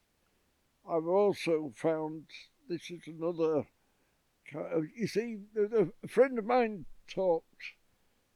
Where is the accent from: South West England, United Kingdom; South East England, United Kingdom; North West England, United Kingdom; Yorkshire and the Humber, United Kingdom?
Yorkshire and the Humber, United Kingdom; I was from Yorkshire.